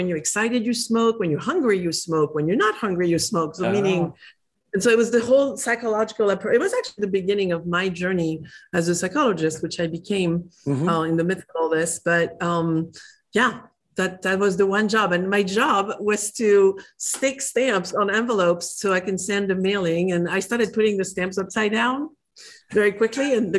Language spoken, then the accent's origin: English; France; English is a second language; moved away as an adult; I'm from France. I escaped as fast as my legs could run when in my early 20s.